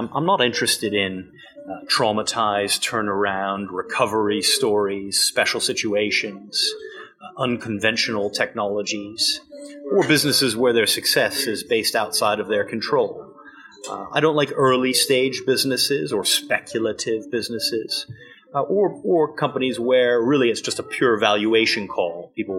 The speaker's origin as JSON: {"language": "English", "country": "United Kingdom", "also_born_or_lived": "United States", "said": "I'm British, but I went to school and university in America."}